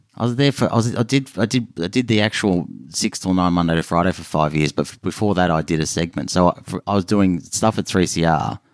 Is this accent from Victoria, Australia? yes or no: yes; Melbourne, Victoria, Australia; I grew up in Melbourne